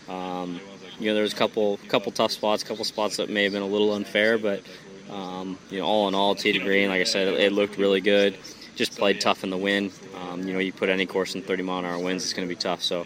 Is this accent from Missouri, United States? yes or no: no; Southern California, United States; now in Jupiter, United States; I'm from Southern California